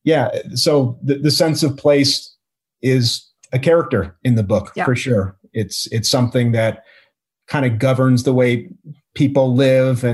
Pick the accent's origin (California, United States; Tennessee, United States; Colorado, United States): Colorado, United States; Boulder; also born or lived in Midwest / Oregon / New York City / Longmont, Colorado; I grew up in Colorado. I grew up in Boulder.